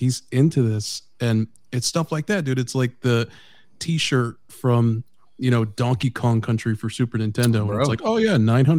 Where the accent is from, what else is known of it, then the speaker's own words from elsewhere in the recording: Indiana, United States; moved away; my childhood for about 5 years was in Indiana. So I was the only kid of color.